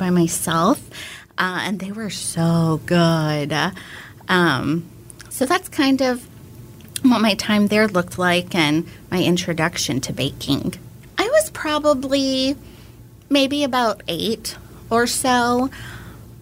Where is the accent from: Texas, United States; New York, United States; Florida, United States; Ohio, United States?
Texas, United States; Houston; moved away as an adult; now in Austin, United States; I am from Houston. And I've been in Austin since 04. I came here for undergrad